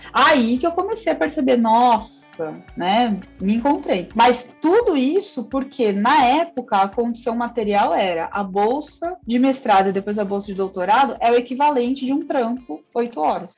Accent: Piracicaba, São Paulo, Brazil; moved away as an adult; eu sou de Piracicaba

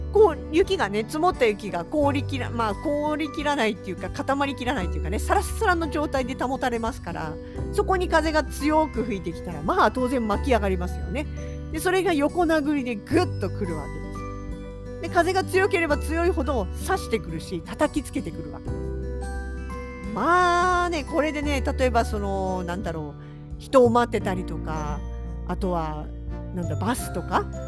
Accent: southern Kanto, Japan; moved away as an adult; now in Sapporo, Japan; 自分の生まれ育った南関東なんで

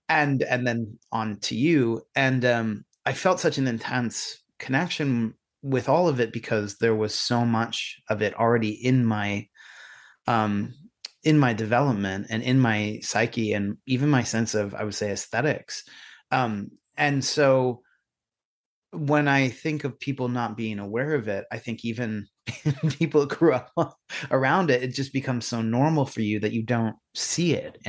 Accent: Pennsylvania, United States; you know, I grew up in Pennsylvania, not too far from where you are.

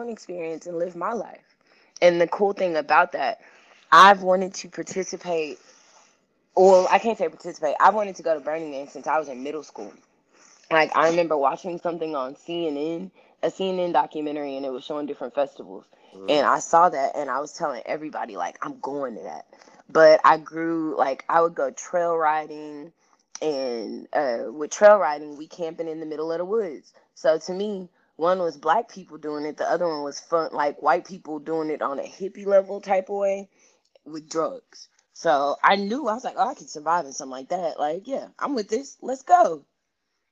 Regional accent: Houston, Texas, United States; now in Bay Area, United States; I'm from Houston, Texas

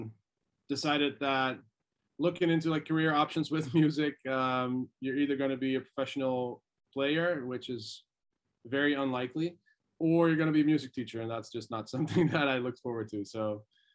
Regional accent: Deventer, Overijssel, Netherlands; moved away as an adult; also born or lived in Boulder, Colorado, United States; I grew up a little bit closer to the German side of the country

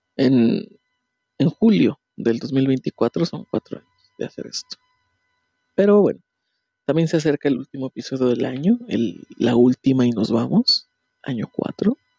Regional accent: Puebla, Mexico; moved away; de donde yo soy, en Puebla

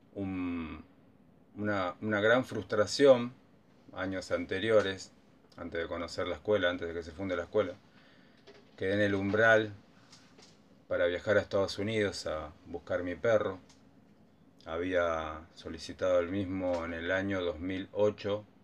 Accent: San Francisco Solano, Buenos Aires Province, Argentina; oriundo de San Francisco Solano, partido de Quilmes.

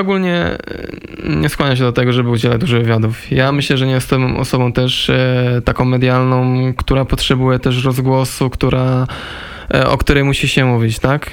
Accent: Silesian Voivodeship, Poland; moved away; jak się wychowałem na Śląsku

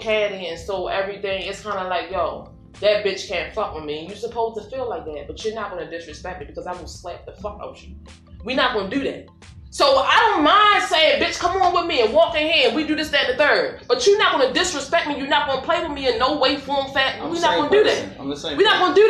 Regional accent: Baltimore, Maryland, United States; I come from Lexington Church projects, like these stomping grounds, like been here and ain't gone nowhere.

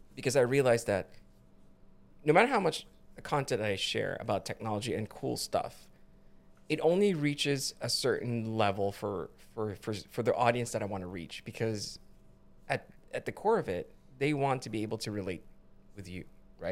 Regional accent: Philippines; now in United States; when I was growing up in the Philippines

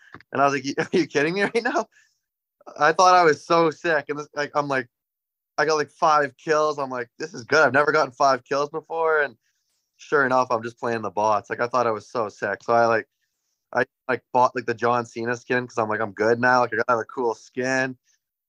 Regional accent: North Bay, Ontario, Canada; growing up in North Bay, there wasn't too much there.

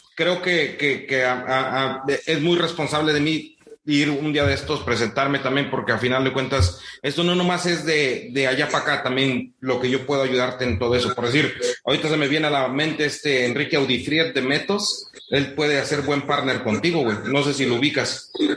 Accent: Jalostoc, Morelos, Mexico; yo soy de Jalostoc, de ahí cerca de Cuautla

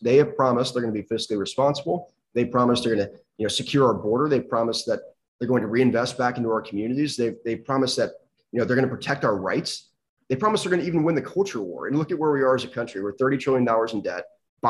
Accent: Central North Carolina, United States; I'm a lifelong North Carolinian, born and raised in Central North Carolina, went to Wake Forest Law School. I spent a year in Raleigh playing football at North Carolina State, right there in Wake County.

